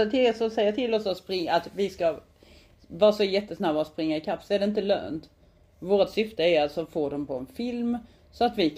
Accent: Skåne, Sweden; accent: Skåne dialect; Jag mm. pratar fortfarande skånska.

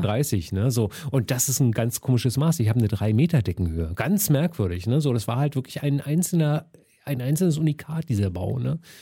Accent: Berlin, Germany; ich bin schon Westberliner Kind

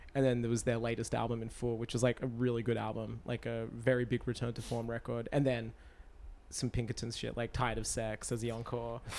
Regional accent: Australia; my hometown

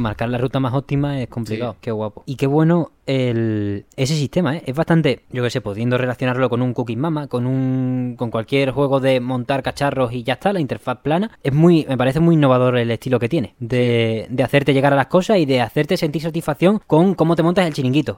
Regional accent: Seville, Andalusia, Spain; somos del barrio de Sevilla

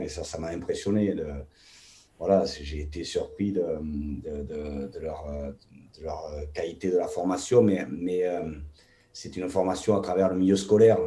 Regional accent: Toulouse, Occitania, France; moved away; also born or lived in England; chez nous, à Toulouse

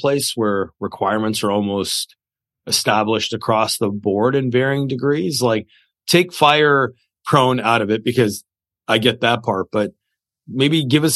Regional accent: Canada; I'm Canadian

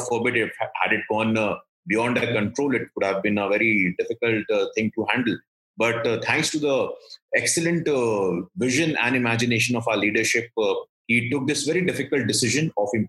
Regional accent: Bihar, India; Since I come from Bihar

